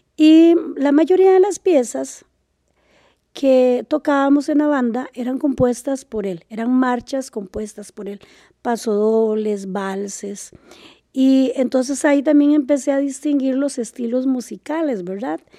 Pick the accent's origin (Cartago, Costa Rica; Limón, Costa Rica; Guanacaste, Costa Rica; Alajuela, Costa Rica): Guanacaste, Costa Rica; Liberia; moved away as an adult; also born or lived in San José; yo pasé mi niñez y, mi adolescencia en Liberia, ¿verdad? En Liberia